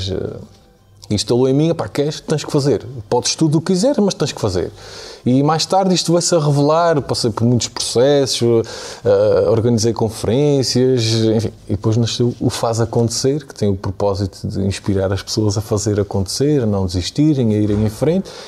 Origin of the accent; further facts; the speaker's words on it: Angra do Heroísmo, Azores, Portugal; moved away; nasci nos Açores, numa família normal, mas numa zona muito rural